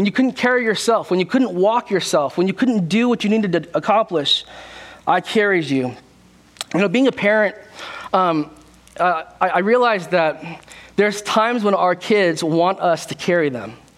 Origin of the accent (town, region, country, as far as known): California, United States; born or raised there; also born or lived in South Korea